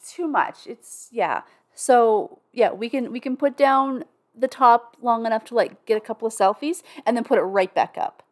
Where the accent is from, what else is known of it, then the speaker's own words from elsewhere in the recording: Canada; I'm Canadian